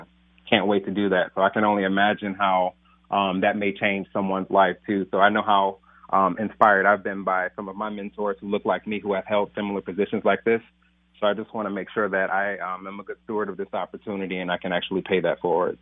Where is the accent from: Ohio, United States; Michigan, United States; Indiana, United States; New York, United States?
Michigan, United States; Detroit; moved away as an adult; now in St. Paul, United States; growing up in Detroit and being product of the Detroit Public Schools